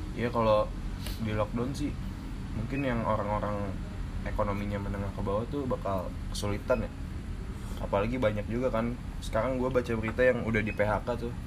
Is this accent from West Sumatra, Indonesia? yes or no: no; Bogor, West Java, Indonesia; Gua dari Bogor